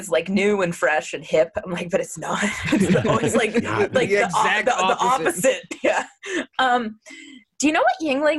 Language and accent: English; Pennsylvania, United States; moved away as an adult; now in Jacksonville, United States; I moved from Pennsylvania to Jacksonville, Florida, almost exactly 7 years ago